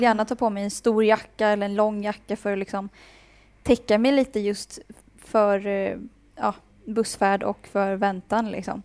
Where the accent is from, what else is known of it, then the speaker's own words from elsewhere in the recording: Sweden; moved away; kommer jag vara hemma i Sverige